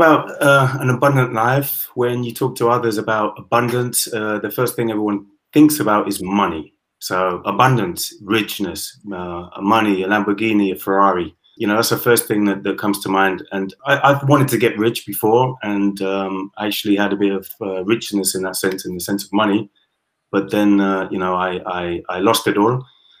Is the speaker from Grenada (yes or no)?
no; United Kingdom; now in Spain; I am British, Caribbean, half German. And yeah, I've lived in Spain for the last 20 years.